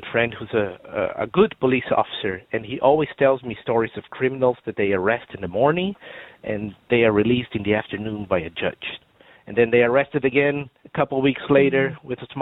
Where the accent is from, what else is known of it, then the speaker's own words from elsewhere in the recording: Brazil; English is a second language; now in Ireland; you can probably tell by my accent that I'm not from around here. I'm originally from Brazil